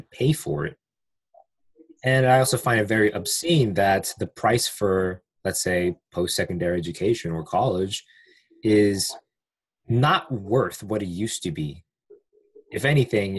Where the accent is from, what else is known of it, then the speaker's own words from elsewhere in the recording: United States; English is a second language; I am from the United States. I live near DC